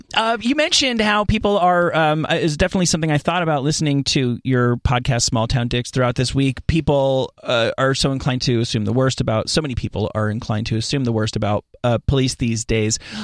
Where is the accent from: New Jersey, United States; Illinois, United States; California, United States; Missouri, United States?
New Jersey, United States; also born or lived in New York City; I went to high school in New York, but I, I'm from New Jersey